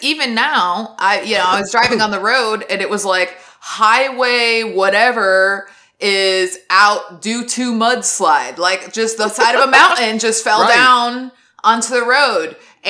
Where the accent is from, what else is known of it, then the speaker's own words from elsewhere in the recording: Southwest, United States; the Southwest. That's where I'm from, is the Southwest.